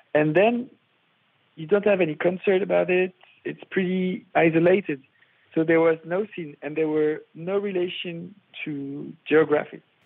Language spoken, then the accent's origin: English; Paris, Île-de-France, France; I'm from Paris uh, at the beginning